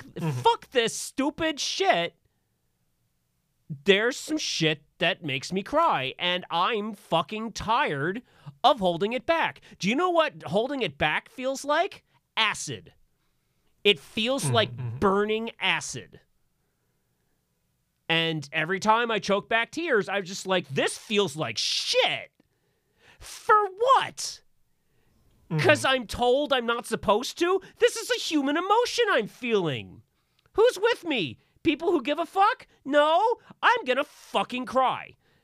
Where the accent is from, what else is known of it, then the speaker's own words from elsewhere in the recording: Virginia, United States; I grew up in Virginia, and boys don't cry.